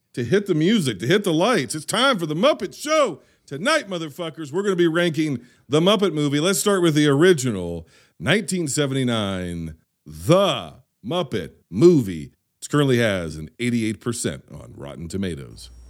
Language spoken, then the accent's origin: English; United States; I am an American.